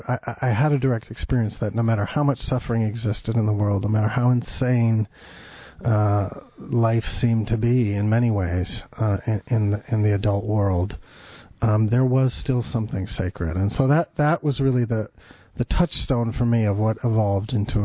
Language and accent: English; Berkeley, California, United States; growing up in Berkeley, California